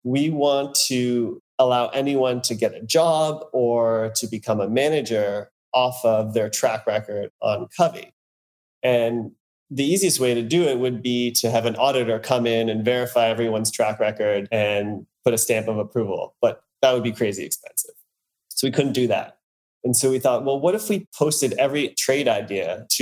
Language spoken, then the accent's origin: English; Canada; now in New York, United States; I grew up in Canada. And now, as you said, I'm living in New York